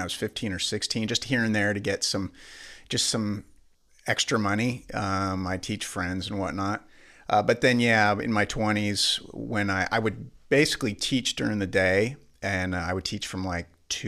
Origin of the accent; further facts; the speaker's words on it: Spokane, Washington, United States; we're from Spokane